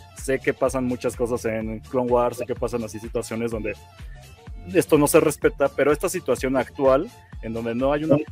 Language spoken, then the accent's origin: Spanish; Mexico; como mexicano